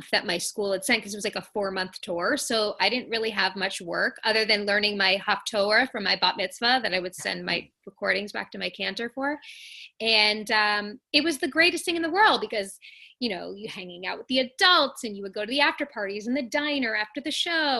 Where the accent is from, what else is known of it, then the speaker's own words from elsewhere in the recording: Long Island, New York, United States; I grew up on Long Island